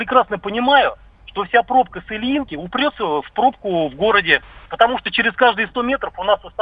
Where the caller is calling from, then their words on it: Krasnogorsk, Moscow Oblast, Russia; Да, я из Красногорска, да.